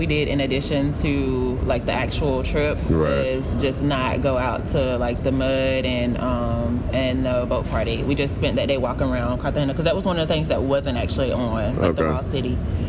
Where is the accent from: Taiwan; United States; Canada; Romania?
United States; St. Augustine, Florida; moved away as an adult; also born or lived in Jacksonville, Florida; now in Washington, D.C., United States; growing up in St. Augustine.